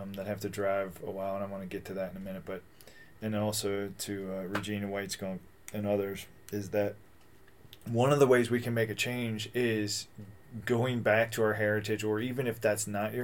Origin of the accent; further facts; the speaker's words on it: Kentucky, United States; moved away as an adult; also born or lived in California; I grew up in Kentucky, and then I moved out to California